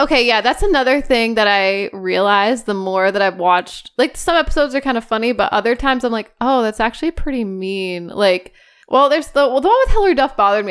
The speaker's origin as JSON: {"language": "English", "country": "United States", "said": "I'm an American"}